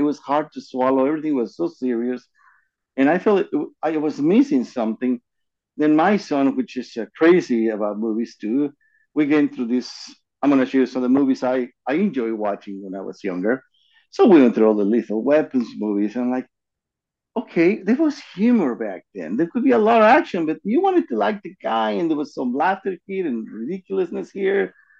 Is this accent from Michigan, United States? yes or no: no; Hollywood, California, United States; So I grew up in Hollywood.